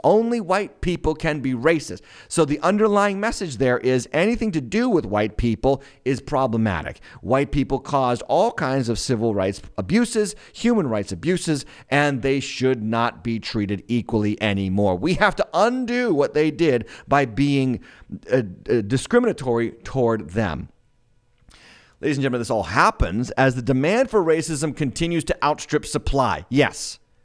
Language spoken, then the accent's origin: English; United States; I'm as American as it gets